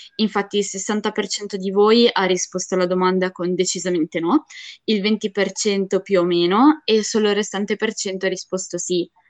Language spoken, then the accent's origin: Italian; Ligurian Riviera, Italy; moved away as an adult; io vengo dalla Riviera Ligure